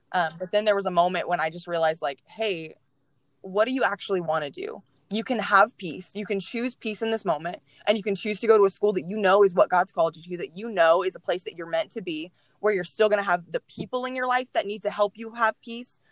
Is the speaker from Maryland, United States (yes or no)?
no; Mansfield, Texas, United States; I grew up in Mansfield. I was born in Mansfield